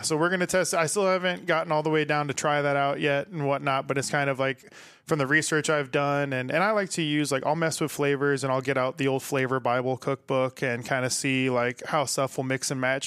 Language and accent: English; Omaha, Nebraska, United States; also born or lived in Chicago; I grew up out in Elkhorn, grew up, most of my friends and family are all out in West Omaha